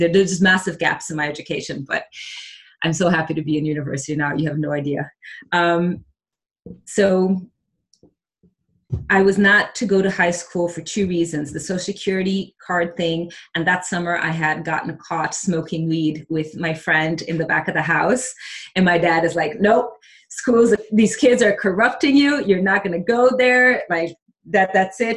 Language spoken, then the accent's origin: English; Chicago, Illinois, United States; English is a second language; also born or lived in Porto Alegre, Brazil; Growing up in Chicago was okay